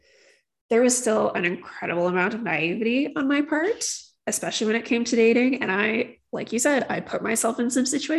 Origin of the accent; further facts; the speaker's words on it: St. Albert, Alberta, Canada; growing up in St. Albert, there was a problem with drunk driving